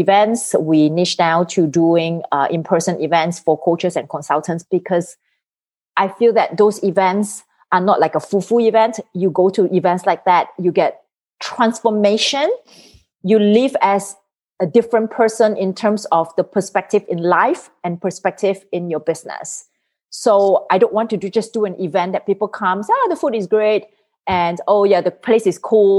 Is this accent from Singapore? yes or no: yes; Singapore; moved away as an adult; now in United States; I'm originally from Singapore. So I came to the United States in 2004.